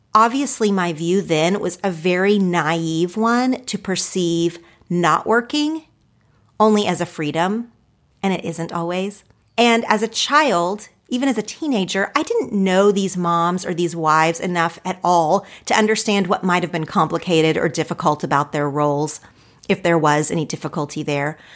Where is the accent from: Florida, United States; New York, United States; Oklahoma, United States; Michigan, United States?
Oklahoma, United States; moved away as an adult; now in Los Angeles, United States; my home state. I love Oklahoma and I love the people there